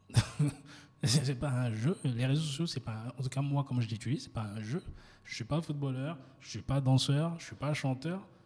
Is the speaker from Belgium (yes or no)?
no; France; now in Côte d'Ivoire; je suis 100% ivoirien. Ma mère est baolée, mon père est baoulé, même si j'ai grandi euh, en, France et je suis rentré